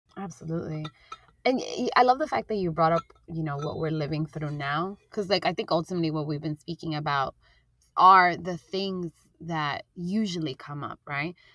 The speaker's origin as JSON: {"language": "English", "town": "New York City", "region": "New York", "country": "United States", "tie": "born or raised there", "said": "I grew up in Jackson Heights, Queens"}